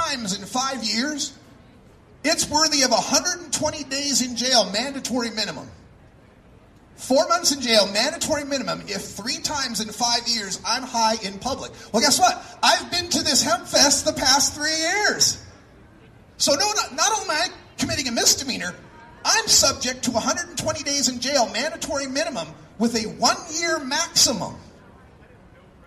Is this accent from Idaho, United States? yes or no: yes; Nampa, Idaho, United States; moved away; I grew up here in Idaho. I'm Nampa High School, class of 85.